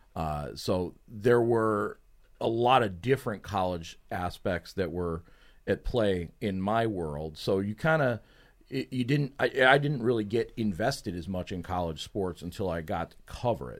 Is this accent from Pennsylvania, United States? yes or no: yes; Pittsburgh, Pennsylvania, United States; moved away; I'm from the Pittsburgh area